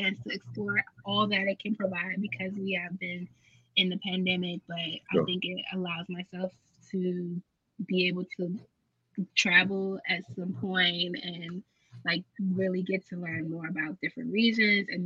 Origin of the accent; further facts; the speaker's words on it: United States; we're from America